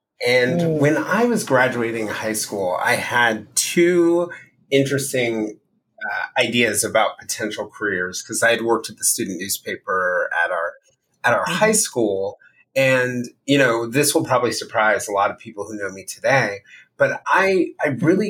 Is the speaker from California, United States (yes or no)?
no; Virginia, United States; also born or lived in Texas / Maryland; now in New York, United States; moving to New York after, you know, growing up in Virginia and Texas and Maryland in very homogenous communities